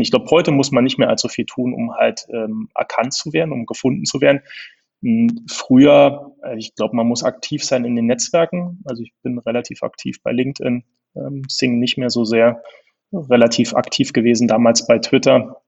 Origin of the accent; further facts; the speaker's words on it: Berlin, Germany; accent: Berlin; also born or lived in Bonn; Ich bin Berliner, das hört man auch ab, ab und zu im Akzent